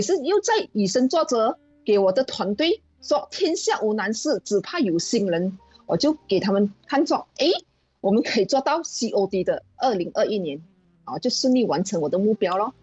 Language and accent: Chinese; Malaysia; 我来自马来西亚保险业